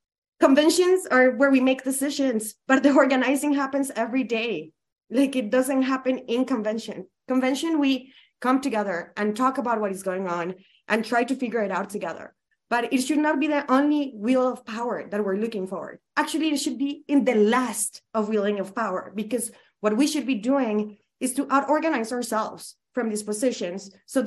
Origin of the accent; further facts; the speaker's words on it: Colombia; English is a second language; I am from Colombia. I am an immigrant.